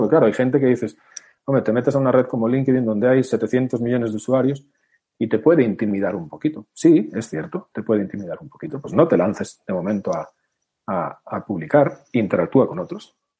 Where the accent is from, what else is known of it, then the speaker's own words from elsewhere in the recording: Spain; somos españoles